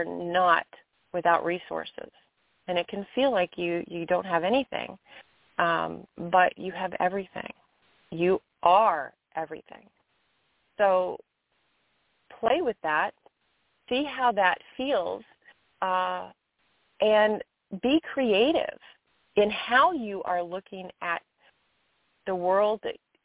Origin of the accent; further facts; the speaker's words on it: Kentucky, United States; moved away; I'm in my home state of Kentucky